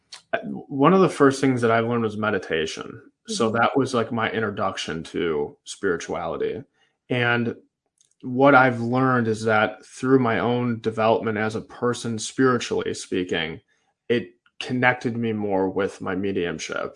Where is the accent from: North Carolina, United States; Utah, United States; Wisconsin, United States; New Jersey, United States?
Wisconsin, United States; Manitowoc; I'm from Manitowoc, Wisconsin